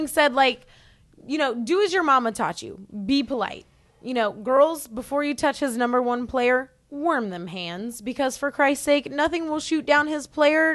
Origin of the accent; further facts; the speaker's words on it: Oklahoma, United States; I'm from Oklahoma